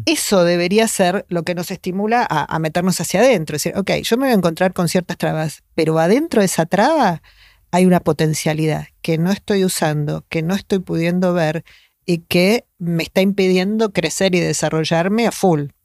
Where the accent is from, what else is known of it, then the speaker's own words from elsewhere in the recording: Argentina; acá en Argentina, estamos muy acostumbrados a que la gente haga terapia